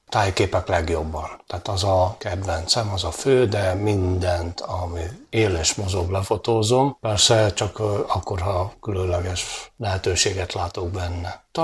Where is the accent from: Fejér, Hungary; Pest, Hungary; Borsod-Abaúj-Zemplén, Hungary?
Fejér, Hungary; Dunaújváros; 60 éve születtem Dunajvárosba, azóta itt lakom, 10 éves korom óta fotózom